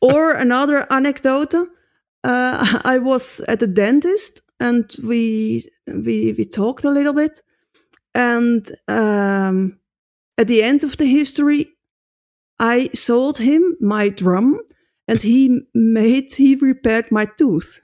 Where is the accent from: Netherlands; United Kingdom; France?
Netherlands; moved away as an adult; now in Basel, Switzerland; I come from Holland